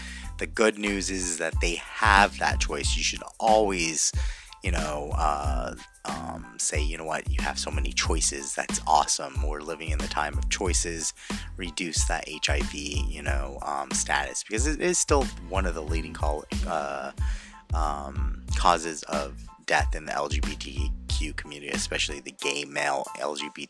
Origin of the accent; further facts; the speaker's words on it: Anaheim, California, United States; I'm from Anaheim